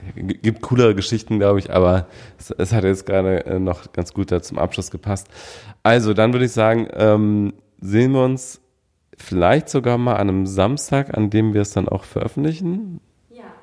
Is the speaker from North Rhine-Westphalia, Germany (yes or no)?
yes; Düsseldorf, North Rhine-Westphalia, Germany; in meiner Heimatstadt Düsseldorf